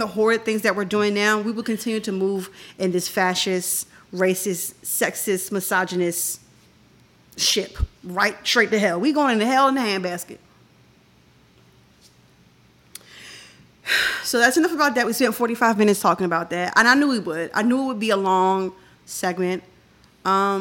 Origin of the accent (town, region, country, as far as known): United States